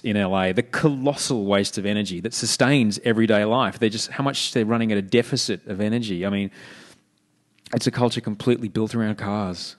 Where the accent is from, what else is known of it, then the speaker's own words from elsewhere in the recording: Brisbane, Queensland, Australia; moved away as an adult; also born or lived in Sydney; now in Los Angeles, United States; what I grew up with in Brisbane